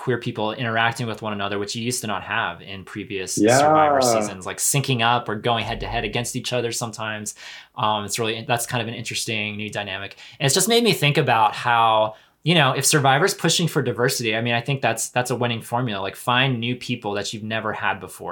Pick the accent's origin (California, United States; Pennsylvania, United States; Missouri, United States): Pennsylvania, United States; where I grew up in Pennsylvania